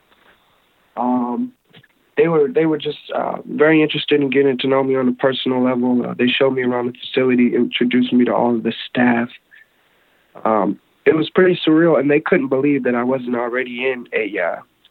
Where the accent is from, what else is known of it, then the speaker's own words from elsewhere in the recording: Maryland, United States; moved away as an adult; now in Los Angeles, United States; I'm from Maryland. I'm currently based out of Los Angeles.